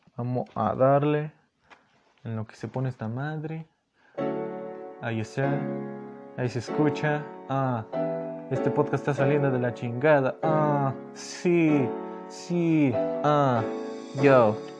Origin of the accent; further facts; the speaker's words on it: Miraflores, State of Mexico, Mexico; aquí en, Miraflores, aquí donde, de donde yo soy, Miraflores está Estado de México